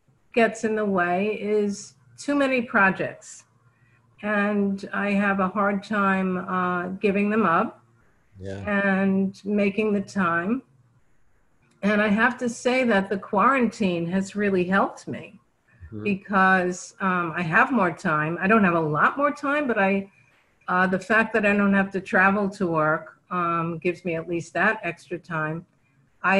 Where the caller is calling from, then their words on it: Fort Lee, New Jersey, United States; Fort Lee, New Jersey.